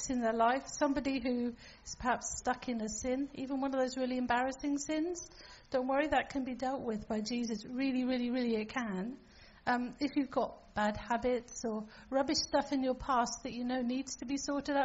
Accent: Falkland Islands; I'm from the Falkland Islands, and that's where I grew up

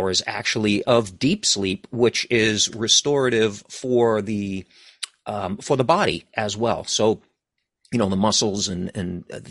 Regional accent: East Coast of the United States, United States; also born or lived in New England; I'm from the East Coast of United States. So I live in New England

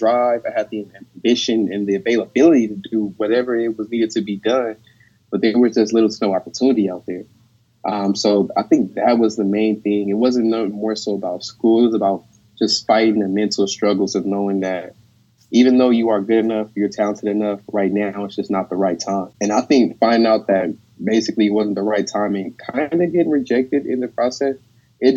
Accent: Carson, California, United States; I'm from Carson, California.

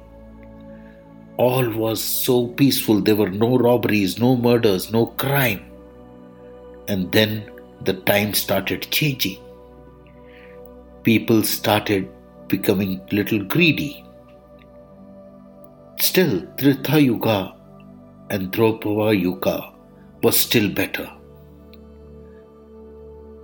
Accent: India; I am the Indian monk

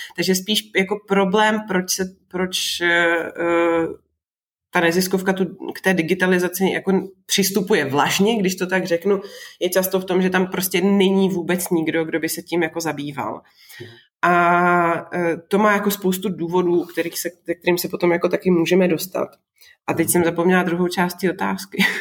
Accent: Moravia, Czechia; now in Prague, Czech Republic; já jsem vlastně taky z Moravy

